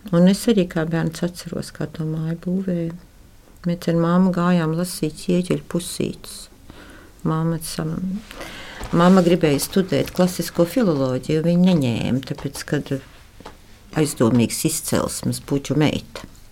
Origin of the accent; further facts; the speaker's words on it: Riga, Latvia; Es esmu dzimusi pie Stradiņas slimnīcas. Un mēs eh, līdz 18 gadu vecumam manam eh, dzīvojam vecā koka mājā pretī Stradiņas slimnīcai